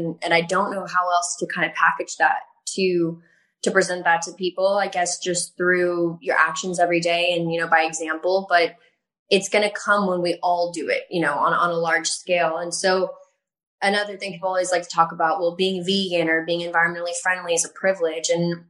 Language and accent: English; the South, United States; I grew up in the South, and that's all we wore is just big cowboy boots and belts